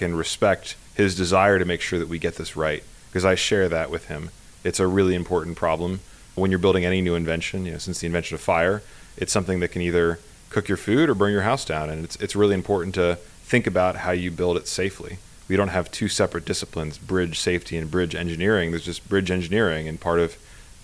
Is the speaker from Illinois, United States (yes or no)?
no; Pennsylvania, United States; moved away as an adult; now in Bay Area, United States; I grew up in Pennsylvania, of all places.